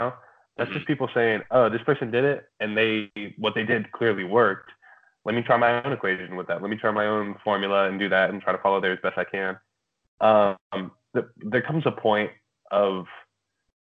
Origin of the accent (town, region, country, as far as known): Abilene, Texas, United States